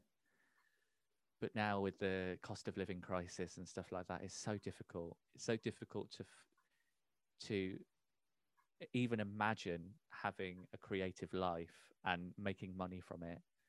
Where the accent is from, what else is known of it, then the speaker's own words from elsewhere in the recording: Peterborough, East of England, United Kingdom; So we're both born and raised in Peterborough.